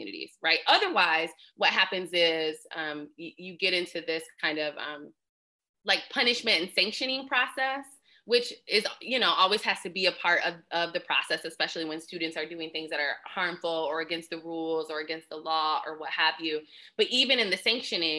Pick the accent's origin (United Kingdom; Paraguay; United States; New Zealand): United States; Lansing, Michigan; I'm from Lansing